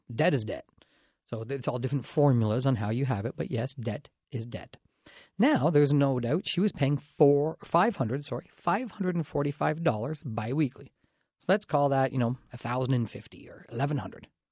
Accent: Dorchester, Ontario, Canada; I grew up in Dorchester, so I'm pretty proud of it

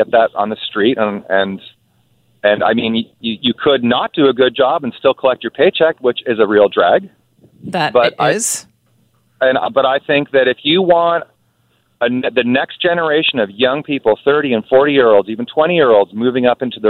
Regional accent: Nelson, British Columbia, Canada; Nelson is my hometown

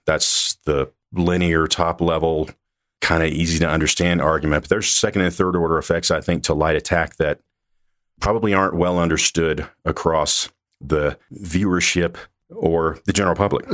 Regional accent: Mississippi, United States; moved away as an adult; I grew up in Mississippi, went to the Air Force Academy

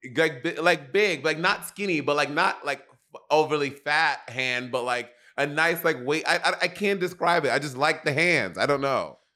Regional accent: United States; me as an American

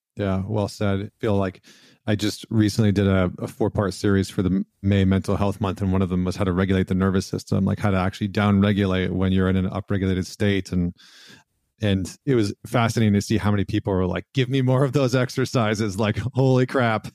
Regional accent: Canada; I'm Canadian

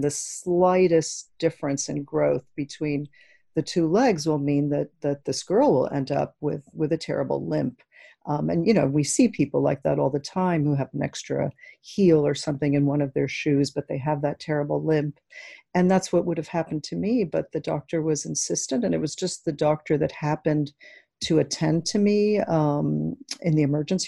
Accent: Cuba; first language es; English is a second language; also born or lived in New York, United States; We were the Cubanos. My parents didn't speak much English at all. And I think it's curious that before I spoke English, I was a Spanish speaker, which is my native language. And then I spoke Hebrew for a year.

